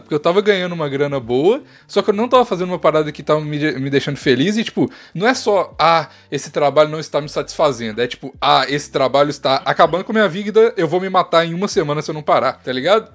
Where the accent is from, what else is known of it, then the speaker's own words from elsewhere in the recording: interior of Minas Gerais, Brazil; Eu sou quase goiano. Eu sou, eu sou de, eu, o interior de Minas